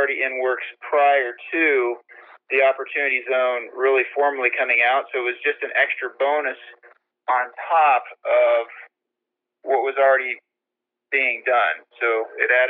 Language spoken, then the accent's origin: English; Montrose, Colorado, United States; moved away; I'm from Montrose, Colorado